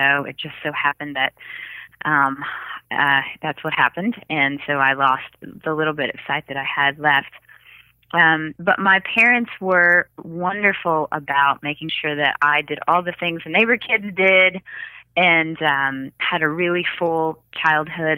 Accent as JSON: {"language": "English", "town": "Jackson", "region": "Mississippi", "country": "United States", "tie": "born or raised there", "said": "I grew up in Jackson, Mississippi"}